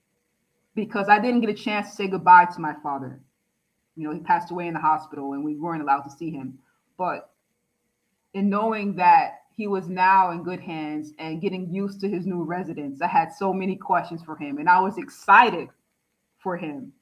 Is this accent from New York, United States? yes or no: yes; New York City, New York, United States; I'm from the Bronx